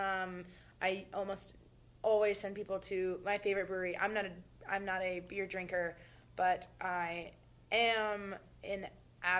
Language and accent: English; Brevard, North Carolina, United States; also born or lived in Boone, North Carolina; now in Asheville, United States; I'm from Brevard.